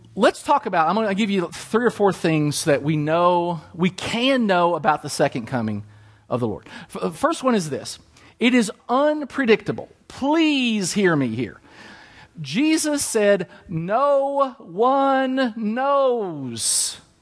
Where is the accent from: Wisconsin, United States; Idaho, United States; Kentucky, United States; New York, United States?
Kentucky, United States; Danville; I grew up at Gethsemane Baptist Church, Danville, Kentucky. That's my hometown